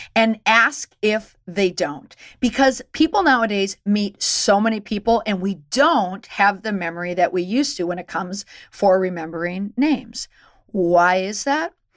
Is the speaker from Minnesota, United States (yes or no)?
yes; Minnesota, United States; moved away; also born or lived in Boston; growing up in Minnesota